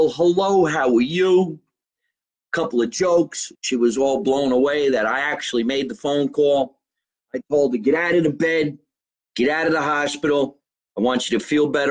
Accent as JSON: {"language": "English", "region": "New Jersey", "country": "United States", "tie": "born or raised there", "said": "I was born in New Jersey"}